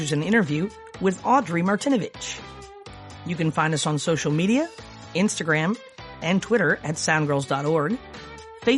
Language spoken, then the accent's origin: English; Michigan, United States; I grew up in Michigan